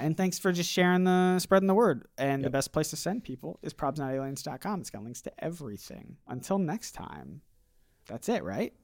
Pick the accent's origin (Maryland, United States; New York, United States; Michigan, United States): Michigan, United States; Portage; moved away; I'm a former Michigander. I grew up literally here in Kalamazoo. Mm. Uh, a little bit, a little bit further out uh, in, in Portage, but basically here